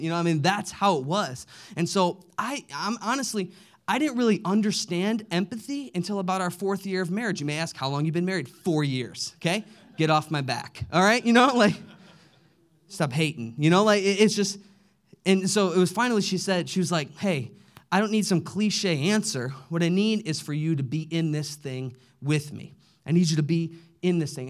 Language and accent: English; Midwest, United States; we grew up in the Midwest